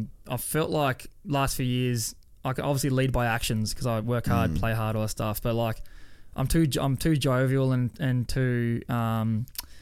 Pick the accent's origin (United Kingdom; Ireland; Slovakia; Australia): Australia; Tasmania; also born or lived in Melbourne; now in Brisbane, Australia; I'm from Tassie